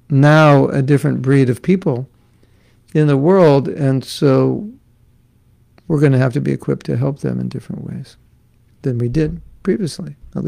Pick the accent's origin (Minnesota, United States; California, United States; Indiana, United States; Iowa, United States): California, United States; Los Angeles; I grew up in Los Angeles. And you might say, oh, Los Angeles, it's such a big city.